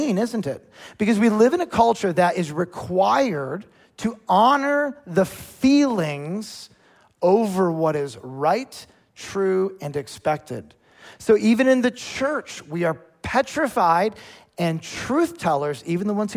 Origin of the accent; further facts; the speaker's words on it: United States; as American Christians